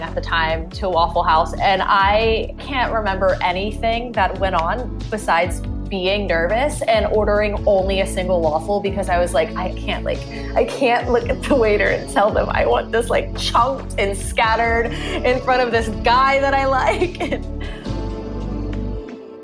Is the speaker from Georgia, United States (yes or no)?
yes; Winder, Georgia, United States; I am not from Atlanta, but a city an hour outside called Winder, Georgia